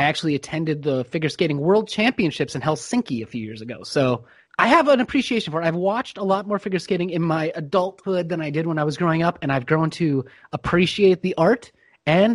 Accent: United States; as an American

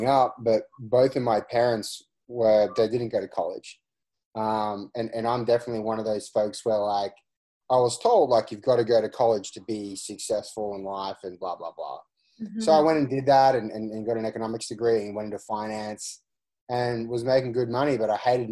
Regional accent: Australia; moved away; I'm originally from Australia. I grew up in a construction family.

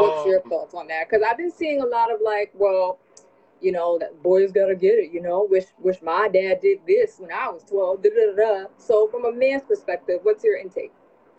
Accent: New York City, New York, United States; I am that bitch from the Bronx

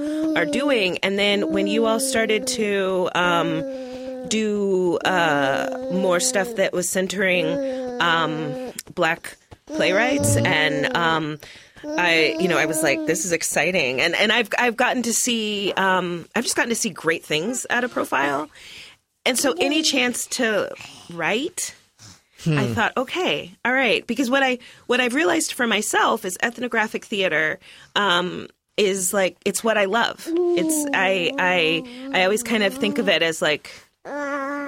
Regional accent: Roanoke, Virginia, United States; now in Portland, United States; I was born in Roanoke, Virginia.

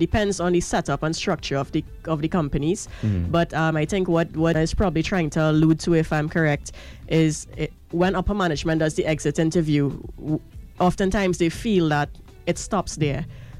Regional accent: Trinidad & Tobago; Thank you. I'm proud to be Trinidadian.

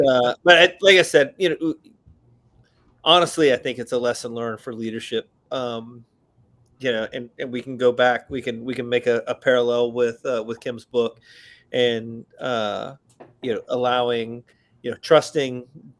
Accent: Alabama, United States; I'm from Alabama

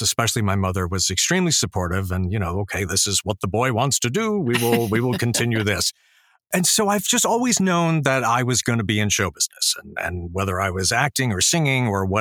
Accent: Fort Lauderdale, Florida, United States; also born or lived in New York; now in Boca Raton, United States; I'm actually from Fort Lauderdale, so I'm one of the, like, six native Floridians that are still here

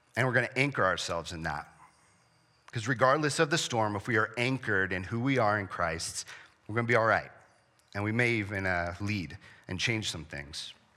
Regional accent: San Diego, California, United States; I grew up in San Diego

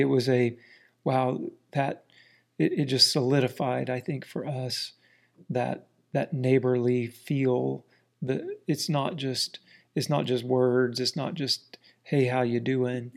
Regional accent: South Central Florida, United States; moved away as an adult; also born or lived in Washington, D.C.; now in Ozarks, United States; We grew up in a very small town in central Florida, South Central Florida

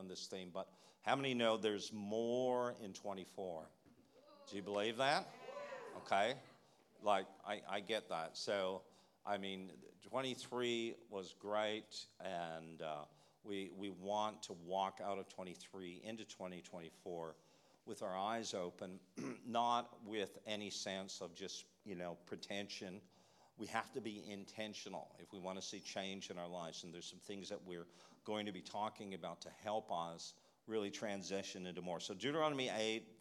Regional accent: Canada; moved away; Coming from Canada, you know, we're bilingual

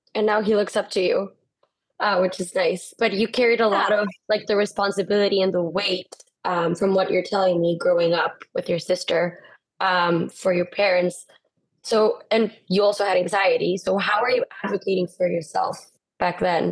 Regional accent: Guatemala; English is a second language; both of us from born and raised in Guatemala

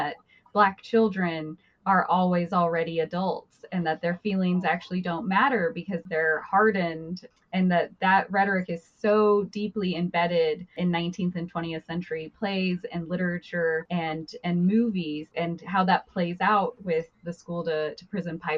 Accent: Emmett, Idaho, United States; my hometown of Emmett, Idaho

